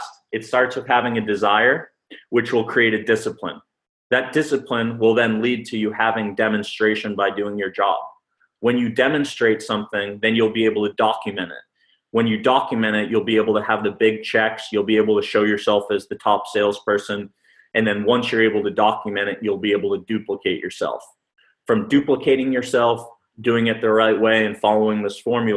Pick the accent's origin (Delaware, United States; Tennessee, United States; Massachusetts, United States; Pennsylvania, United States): Massachusetts, United States; moved away as an adult; I'm originally from Massachusetts